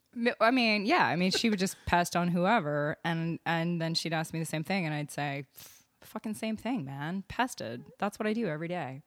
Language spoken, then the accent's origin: English; Austin, Texas, United States; also born or lived in Vermont; I'm from, uh, Austin, born and raised.